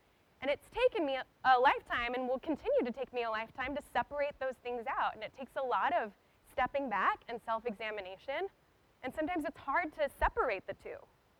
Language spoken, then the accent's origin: English; United States; as an American